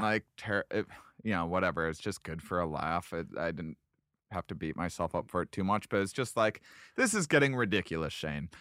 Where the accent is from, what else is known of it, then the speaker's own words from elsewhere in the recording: Boston, Massachusetts, United States; I'm from Boston